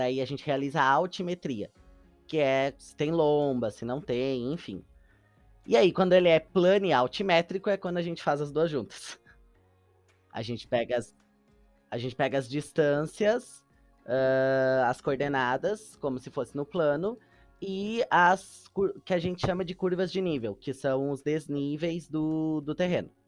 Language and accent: Portuguese; São Leopoldo, Rio Grande do Sul, Brazil; Para mim, que sou de São Leopoldo, que já conhecia a Casa do Imigrante